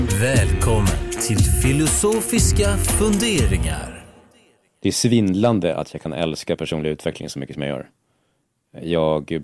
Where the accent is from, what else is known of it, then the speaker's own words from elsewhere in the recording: Gävle, Gävleborg County, Sweden; Jag kommer från Gävle, inte det Norrland, Är det inte där ni knullar björnar och så vidare.